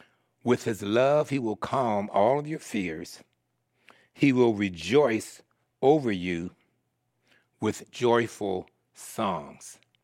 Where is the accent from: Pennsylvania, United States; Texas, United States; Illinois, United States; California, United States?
Pennsylvania, United States; Philadelphia; born there; So I was born in Philadelphia, Pennsylvania, and I was raised by my aunt, my father's sister.